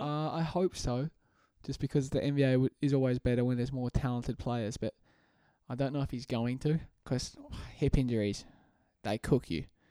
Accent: Australia; I'm Australian

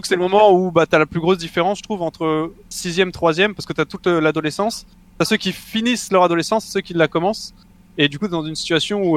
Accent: Mougins, Provence-Alpes-Côte d'Azur, France; je viens de exactement de Mougins, donc c'est une petite ville à côté de Cannes

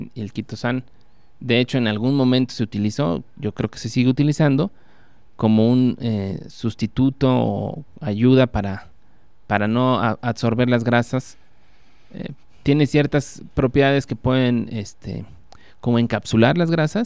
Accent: Puebla, Mexico; yo nací en Puebla

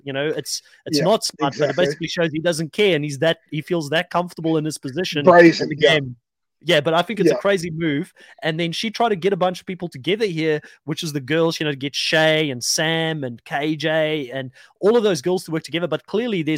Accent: South Africa; now in New Zealand; I'm South African born. I've lived in New Zealand for a long time now

